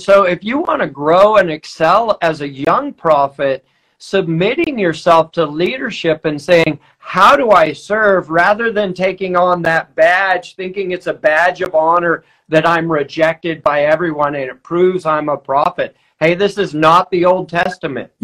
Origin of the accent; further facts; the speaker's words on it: Weaverville, California, United States; I'm from Weaverville